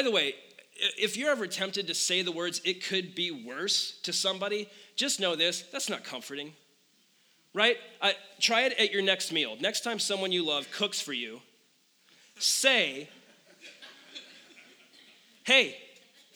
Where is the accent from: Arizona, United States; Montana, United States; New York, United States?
Arizona, United States; Phoenix; moved away; born and raised in Phoenix